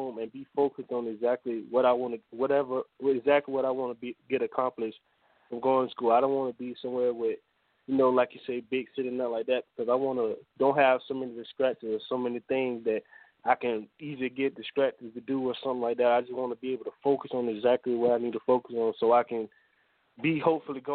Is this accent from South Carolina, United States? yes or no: yes; Sumter, South Carolina, United States; my city is Sumter